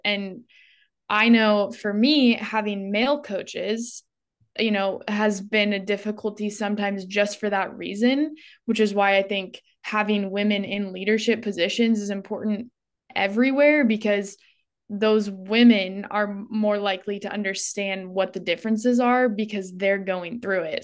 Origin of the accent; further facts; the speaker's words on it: Northern California, United States; now in Phoenix, United States; I grew up in Northern California in a really rural town, but now I live in Phoenix, Arizona.